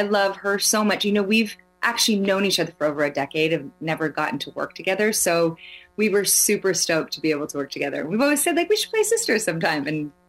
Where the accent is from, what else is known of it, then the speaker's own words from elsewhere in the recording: Canada; first language Swedish; English is a second language; also born or lived in Sweden; Grew up in Canada since I was two. Spoke Swedish at home.